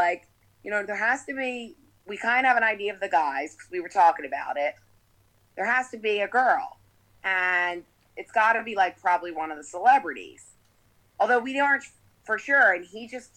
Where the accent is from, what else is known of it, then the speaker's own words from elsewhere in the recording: Philadelphia, Pennsylvania, United States; also born or lived in New Jersey; I'm from Philly, but grew up doing the summers in Jersey